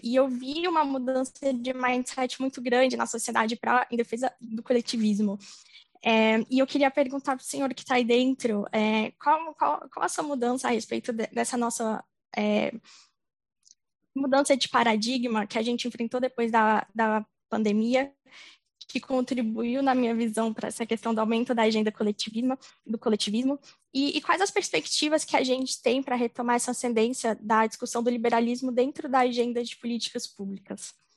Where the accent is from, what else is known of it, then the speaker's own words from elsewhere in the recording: Brasília, Federal District, Brazil; sou aqui de Brasília